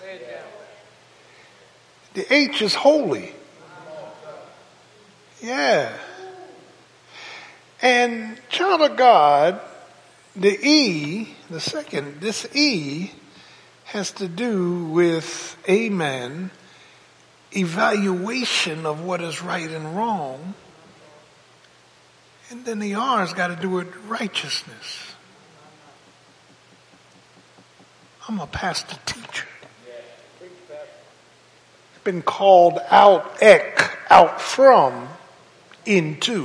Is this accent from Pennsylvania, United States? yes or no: yes; Philadelphia, Pennsylvania, United States; people I grew up with in South Philly